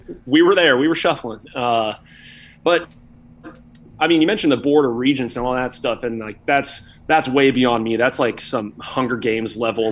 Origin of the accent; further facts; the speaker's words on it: Austin, Texas, United States; moved away; my favorite Tex-Mex place uh, that I grew up with in Austin